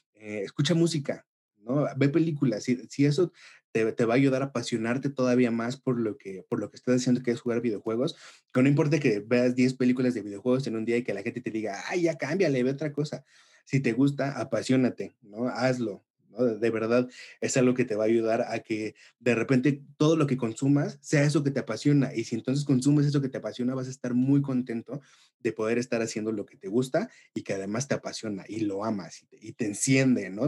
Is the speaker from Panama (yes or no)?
no; Mexico; como latinos, como mexicanos